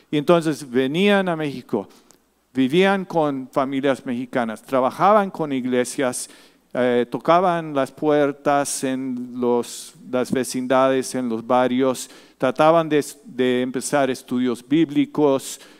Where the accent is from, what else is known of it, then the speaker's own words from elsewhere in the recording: Bogotá, Colombia; born there; also born or lived in Amazonas; por eso venimos a Colombia, por eso nací en Colombia, nací en Bogotá y en un momento mi familia se fue para las Amazonas en el sureste de Colombia y pasamos como seis meses, cuando yo era muy chiquitito